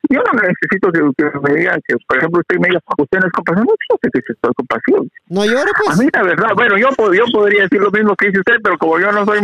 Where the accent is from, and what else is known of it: Guatemala; moved away